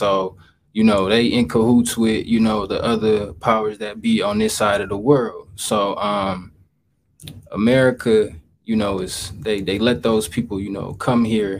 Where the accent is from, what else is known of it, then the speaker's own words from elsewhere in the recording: Waukegan, Illinois, United States; I'm from Waukegan, Illinois. We right in Waukegan right now.